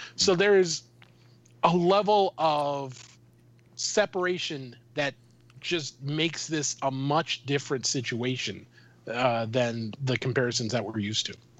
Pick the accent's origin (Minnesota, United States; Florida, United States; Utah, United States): Minnesota, United States; I'm from Minnesota.